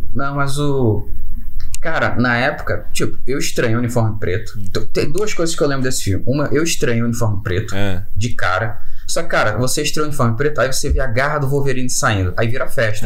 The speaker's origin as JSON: {"language": "Portuguese", "region": "Rio de Janeiro", "country": "Brazil", "said": "sou do Rio de Janeiro, aqui do Pechincha"}